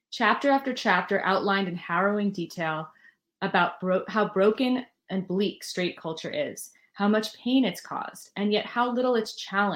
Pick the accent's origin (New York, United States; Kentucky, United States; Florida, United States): New York, United States; New York City; I'm a New Yorker